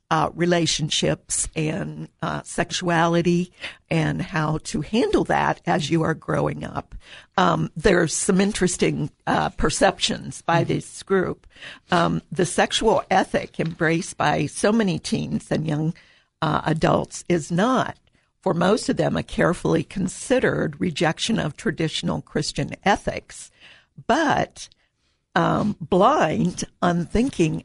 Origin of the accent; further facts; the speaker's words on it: Columbus, Ohio, United States; I grew up in Columbus and went to Ohio State